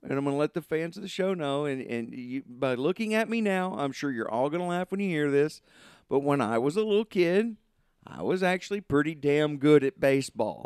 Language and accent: English; Southern Arkansas, United States; I grew up in Southern Arkansas